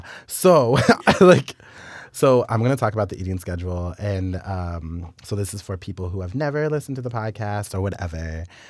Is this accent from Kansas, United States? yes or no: yes; Wichita, Kansas, United States; because we're both from Wichita